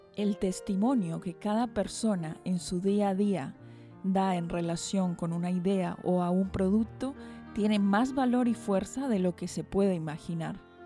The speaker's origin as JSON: {"language": "Spanish", "country": "Colombia", "also_born_or_lived": "Argentina / Valencia, Spain", "moved": "as an adult", "lives_now": "Bilbao, Spain", "said": "vengo de Colombia"}